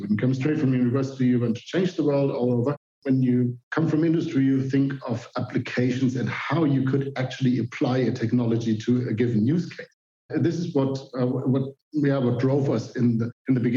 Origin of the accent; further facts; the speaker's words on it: Germany; I'm a computer scientist. I'm from Germany